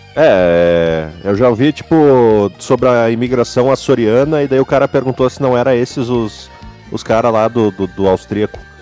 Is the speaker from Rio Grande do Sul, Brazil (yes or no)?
yes; Rio Grande do Sul, Brazil